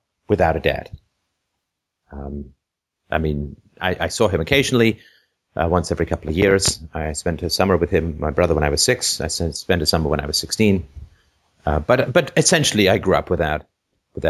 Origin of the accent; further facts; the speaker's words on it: Ireland; I was born in Ireland